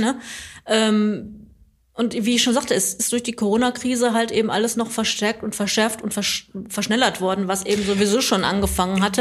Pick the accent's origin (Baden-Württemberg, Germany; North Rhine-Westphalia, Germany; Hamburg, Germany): North Rhine-Westphalia, Germany; Recklinghausen; also born or lived in Bottrop; ich bin aus Recklinghausen gebürtig, musste nur mal zwischendurch ein paar Jahre wegziehen